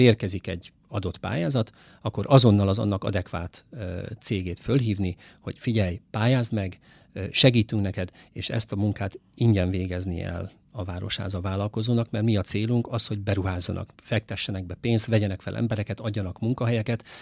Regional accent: Szeged, Csongrád-Csanád, Hungary; én ugye Szegeden születtem, Szegeden jártam oviba, iskolába, középiskolába, egyetemre is

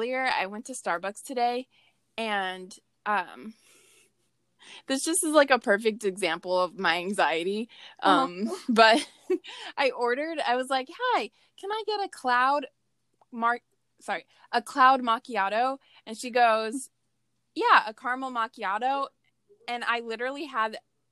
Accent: the South, United States; We're also Southern, too.

